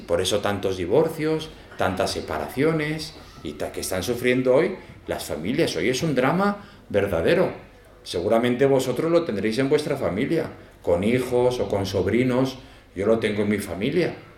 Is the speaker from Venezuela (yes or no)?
no; Zaragoza, Aragon, Spain; moved away; also born or lived in El Salvador; aunque soy de Zaragoza, pero me fui jovencico.